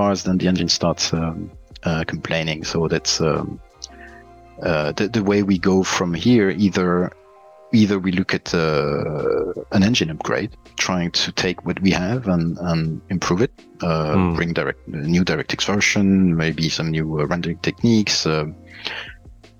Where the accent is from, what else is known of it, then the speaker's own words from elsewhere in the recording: Liège, Wallonia, Belgium; now in Sweden; Originally, I come from Belgium, and my hometown is Liège